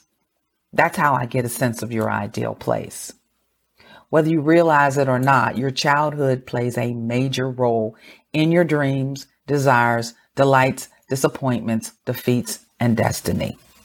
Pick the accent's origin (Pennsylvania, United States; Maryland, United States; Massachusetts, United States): Pennsylvania, United States; Pittsburgh; I grew up in Pittsburgh, Pennsylvania